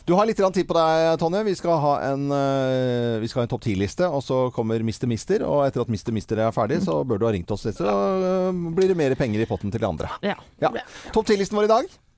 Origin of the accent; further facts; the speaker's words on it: Bergen, Vestland, Norway; Nei, jeg er ekte bergenser.